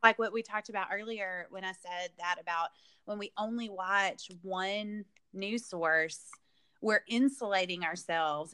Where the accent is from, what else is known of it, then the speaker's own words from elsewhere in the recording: the South, United States; growing up in the South, we live, or I, and I still live in a very conservative part of the world